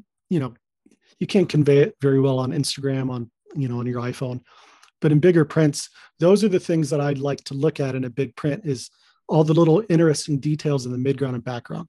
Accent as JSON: {"language": "English", "town": "Portland", "region": "Oregon", "country": "United States", "tie": "born or raised there", "said": "I grew up in Portland. You know, just 30 minutes away from Mount Hood"}